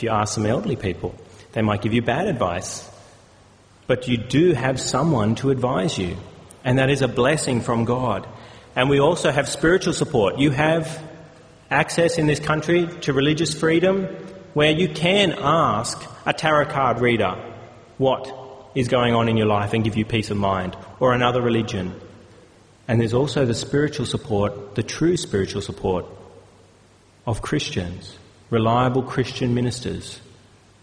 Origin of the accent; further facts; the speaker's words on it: Australia; as Australian citizens